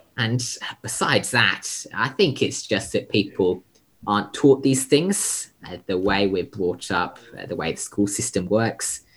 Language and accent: English; United Kingdom; now in Sydney, Australia; I'm a British born Australian conservationist.